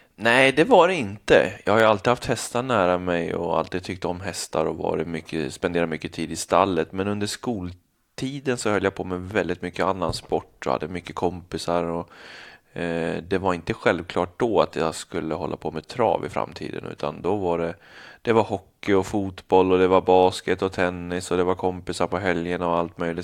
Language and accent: Swedish; Stora Alby, Stockholm County, Sweden; also born or lived in Bollnäs / United States / Canada; hela min uppväxt som jag kommer ihåg är ju från Stora Alby